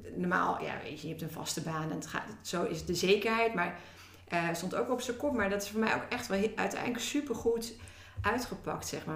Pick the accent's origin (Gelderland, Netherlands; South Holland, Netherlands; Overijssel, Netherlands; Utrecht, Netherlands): Utrecht, Netherlands; Woerden; ben opgegroeid in Woerden.